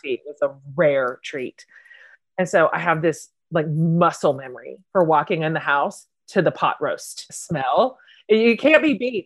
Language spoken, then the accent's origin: English; Wichita, Kansas, United States; But you and I are both Kansas girls. I grew up in Wichita